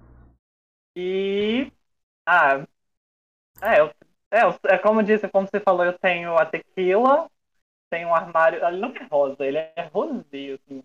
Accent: Belo Horizonte, Minas Gerais, Brazil; eu tenho 27 anos, eu sou de BH

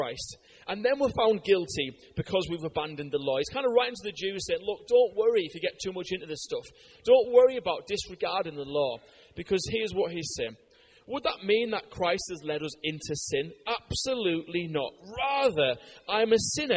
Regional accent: United Kingdom; I'm a Brit

